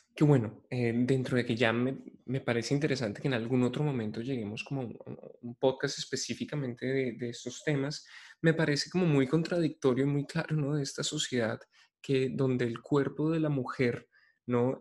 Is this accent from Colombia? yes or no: yes; Colombia; como hombres colombianos